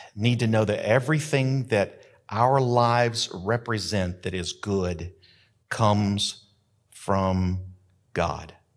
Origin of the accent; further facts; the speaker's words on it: Carrizozo, New Mexico, United States; I grew up in Carrizozo, New Mexico